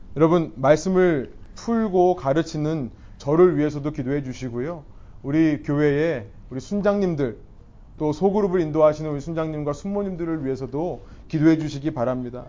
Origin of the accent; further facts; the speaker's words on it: South Korea; now in Bellevue, United States; 우리는요, 한국인으로서 한국에서 태어나고 자라서 이 미국 땅, 시애틀 벨뷰 땅에 와서 정착해 살아가는 이민자들입니다